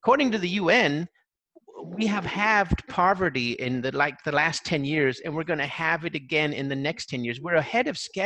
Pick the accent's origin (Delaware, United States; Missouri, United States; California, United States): California, United States; I'm from California